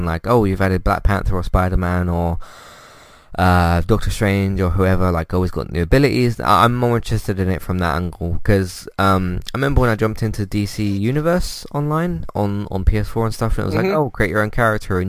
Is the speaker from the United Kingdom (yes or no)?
yes; United Kingdom; As a British person myself